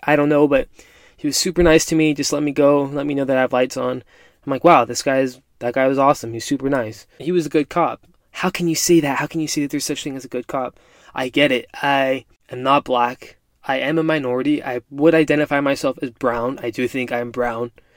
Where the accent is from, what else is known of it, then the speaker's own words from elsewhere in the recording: United States; I'm a first generation Mexican American. Mom and dad both born and raised in Mexico, both immigrated to the US